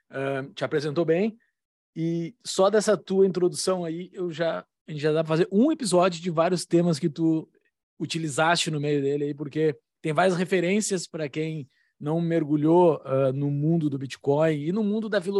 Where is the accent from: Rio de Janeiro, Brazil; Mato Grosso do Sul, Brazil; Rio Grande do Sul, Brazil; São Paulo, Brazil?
Rio Grande do Sul, Brazil; Sim, sou gaúcho.